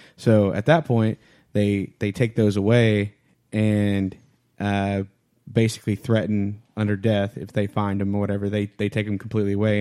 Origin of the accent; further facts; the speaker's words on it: Louisiana, United States; I'm from Louisiana